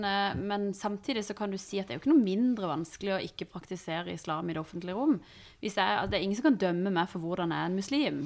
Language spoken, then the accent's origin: Norwegian; Iran; Norwegian is a second language; now in Norway; jeg er jo fra Iran